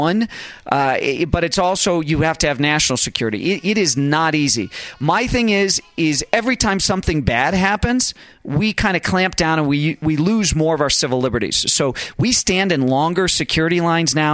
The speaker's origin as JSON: {"language": "English", "country": "United States", "said": "as an American"}